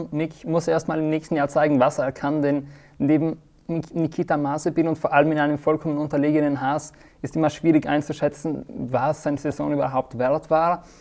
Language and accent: German; Trentino-Alto Adige, Italy; Ich komme tatsächlich nicht aus der Schweiz, sondern aus dem schönen bergigen Südtirol.